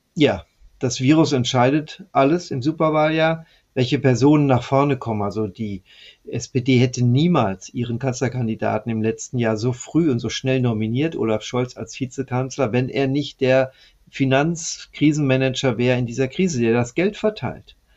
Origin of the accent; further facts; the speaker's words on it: West Germany, Germany; ich als Westdeutscher